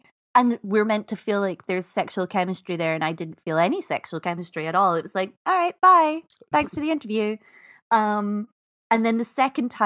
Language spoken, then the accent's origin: English; Scotland, United Kingdom; I'm Scottish